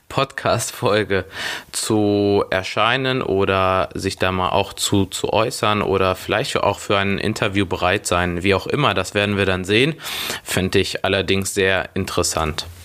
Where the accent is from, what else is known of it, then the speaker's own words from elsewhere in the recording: Schwelm, North Rhine-Westphalia, Germany; born there; Ich bin 29 Jahre jung, bin Portugiese und Brasilianer, gebürtiger Schwelmer, Nähe Wuppertal